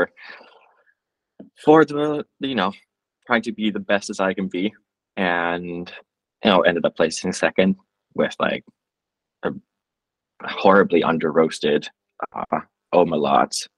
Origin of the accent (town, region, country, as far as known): Finland